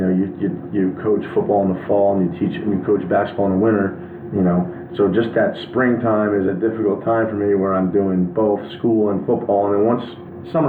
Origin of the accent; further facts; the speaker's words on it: New Jersey, United States; I'm from New Jersey. I live in New Jersey. I have a house in New Jersey. You know, my family's from New Jersey